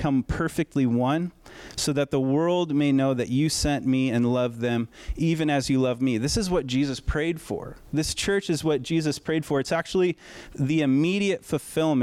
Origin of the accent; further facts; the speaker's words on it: United States; we're American